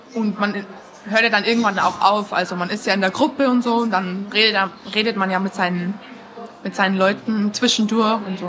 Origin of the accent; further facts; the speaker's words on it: Rosenheim, Bavaria, Germany; ich war aus Rosenheim